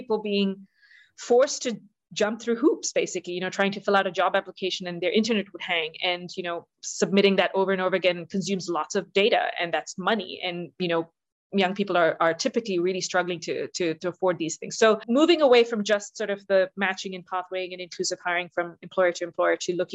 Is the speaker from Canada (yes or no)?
no; South India, India; moved away; I'm originally from India